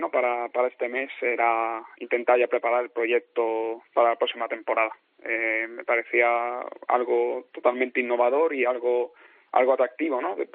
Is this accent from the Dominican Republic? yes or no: no; Spain; moved away as an adult; now in Toulouse, France; en mi caso somos españoles